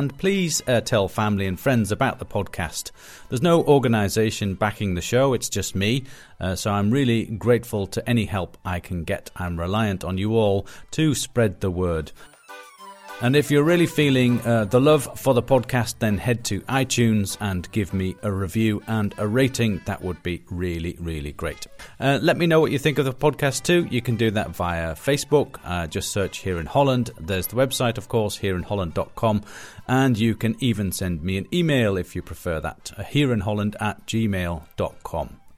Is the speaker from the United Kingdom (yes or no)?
no; India; moved away as an adult; now in Netherlands; I'm from India.